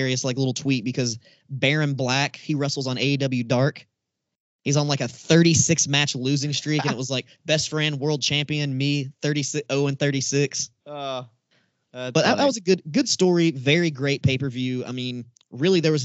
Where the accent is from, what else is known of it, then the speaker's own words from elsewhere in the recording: Tennessee, United States; I'm from Tennessee